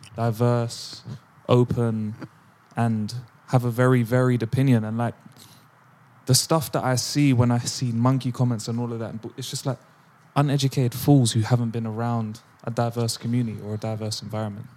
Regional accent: London, United Kingdom; I was born and raised in London

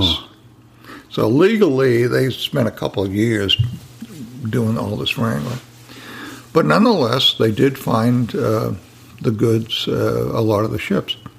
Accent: New England, United States; now in Sebastian, United States; I'm from New England

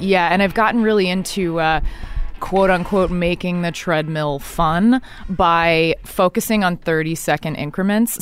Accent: Dallas, Texas, United States; moved away; also born or lived in New York City; I grew up in Dallas, Texas, 'cause my dad's from Texas.

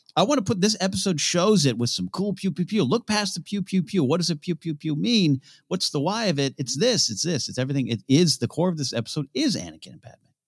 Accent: Pismo Beach, California, United States; I grew up near Pismo Beach with sand dunes

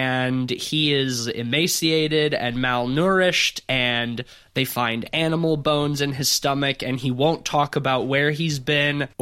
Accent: Fairhope, Alabama, United States; my hometown of Fairhope, Alabama

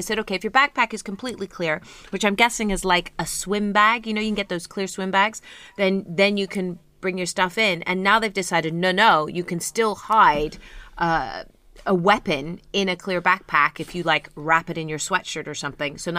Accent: United Kingdom; we're uptight and we're British

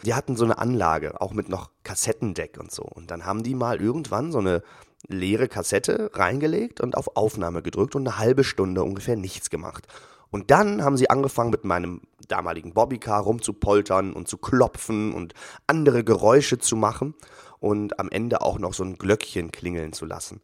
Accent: Northern Germany, Germany; bei uns in Norddeutschland

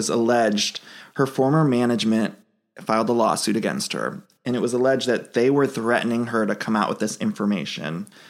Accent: Cleveland, Ohio, United States; moved away; I'm from Cleveland

